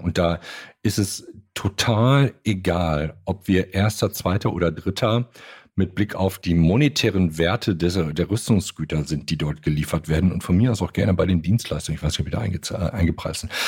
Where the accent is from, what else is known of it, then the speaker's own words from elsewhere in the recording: Germany; bei uns in Deutschland